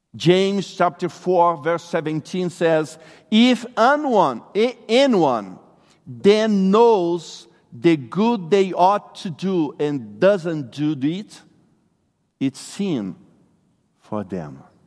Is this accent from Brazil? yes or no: yes; Brazil; English is a second language; moved away; I'm originally from Brazil